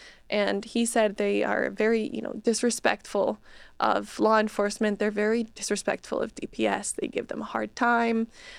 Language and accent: English; Bolivia; moved away as an adult; now in United States; Yeah, I was raised in Bolivia. I went to, you know, high school in Bolivia, but I was like, I really want to go to college in the U.S. one day.